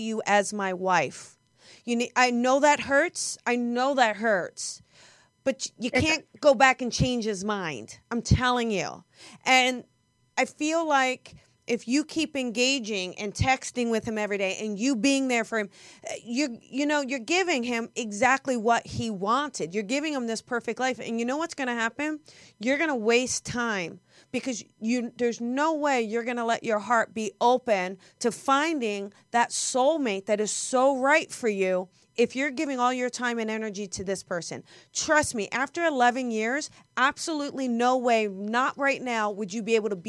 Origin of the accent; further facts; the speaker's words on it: New Jersey, United States; accent: Jersey; It's my Jersey accent.